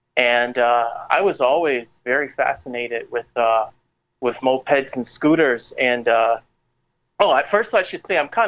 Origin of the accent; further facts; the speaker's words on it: Savannah, Georgia, United States; also born or lived in Staten Island, New York / Florida; I'm from Savannah, Georgia. I was born here. But I also grew up in New York City on Staten Island.